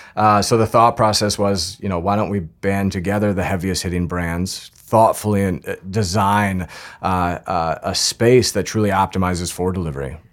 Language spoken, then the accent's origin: English; Northern Colorado, United States; now in New York City, United States; I grew up in Northern Colorado